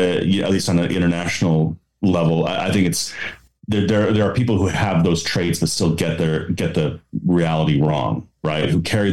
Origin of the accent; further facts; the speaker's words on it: Alberta, Canada; I am an Albertan and a proud Albertan, but I'm a Canadian first.